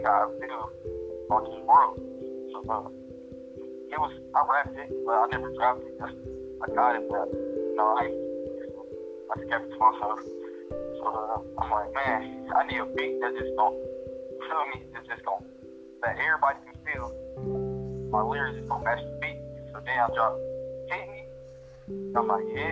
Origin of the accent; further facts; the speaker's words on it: Detroit, Michigan, United States; I'm from Detroit, you know, the west side